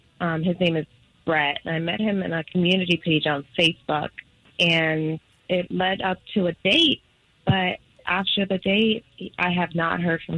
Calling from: Avalon, United States; I'm calling from Avalon.

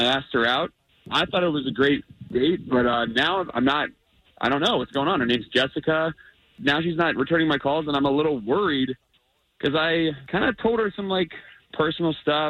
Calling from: Altamont, United States; Hey, guys, Altamont.

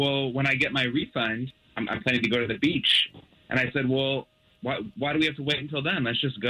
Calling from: College Park, United States; College Park.

